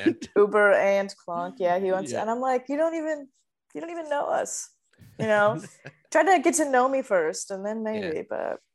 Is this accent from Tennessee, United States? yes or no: yes; Nashville, Tennessee, United States; moved away as an adult; now in Canada; I was born and raised in Nashville. It's almost my fifth year anniversary living in Canada.